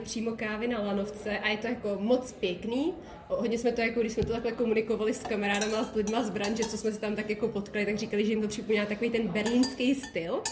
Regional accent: South Bohemian Region, Czechia; also born or lived in České Budějovice; já jsem nikdy jinde nebydlela než v Jižních Čechách

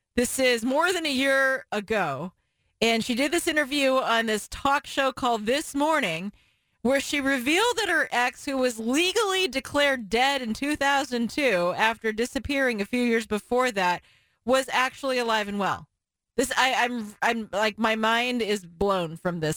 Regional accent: Portland, Oregon, United States; we all growing up in the Portland area knew the words to those songs

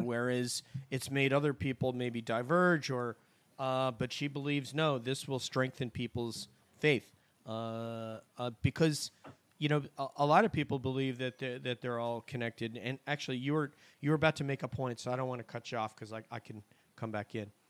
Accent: New York, United States; moved away; I do a podcast for my high school back in New York

